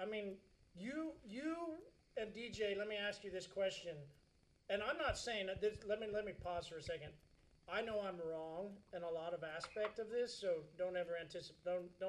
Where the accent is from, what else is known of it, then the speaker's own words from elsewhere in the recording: San Diego, California, United States; San Diego.